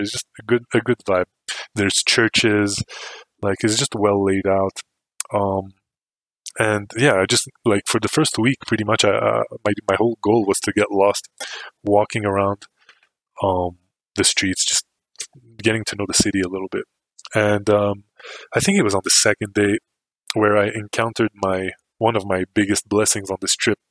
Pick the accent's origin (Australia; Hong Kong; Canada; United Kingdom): Canada; me too